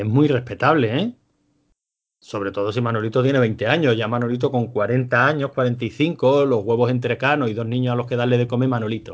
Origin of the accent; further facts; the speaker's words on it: Andalusia, Spain; accent: Andalusian; yo voy a hablar pues con mi acento tan característico, con mi rico acento andaluz